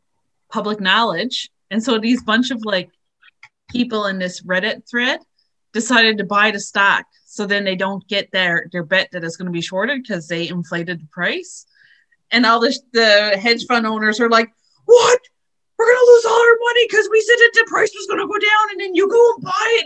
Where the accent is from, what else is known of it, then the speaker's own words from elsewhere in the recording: Newfoundland and Labrador, Canada; moved away as an adult; now in Fergus, Canada; I don't say I'm from Fergus. I say, well, I live in Fergus, but I'm from Labrador.